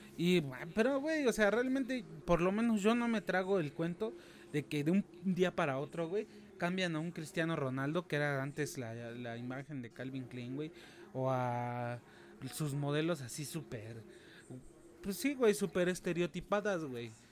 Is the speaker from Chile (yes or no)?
no; Mexico; como mexicano